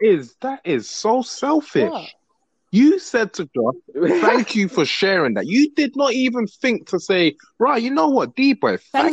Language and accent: English; London, United Kingdom; Hi. I'm from London. London, England. Yeah. Cold, rainy, snowy. Yeah. Not no tea and crumpets. All right. It's the nitty gritty part of London.